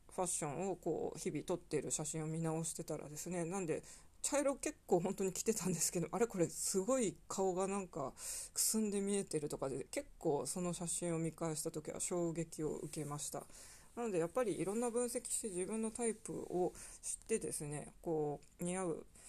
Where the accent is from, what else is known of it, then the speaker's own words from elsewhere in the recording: Hokkaido, Japan; now in Kanto, Japan; どさんこ